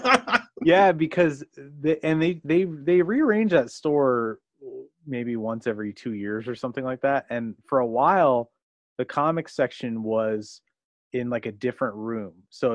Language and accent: English; Beaverton, Oregon, United States; also born or lived in Seattle, Washington / Washington; I grew up primarily in Beaverton, Oregon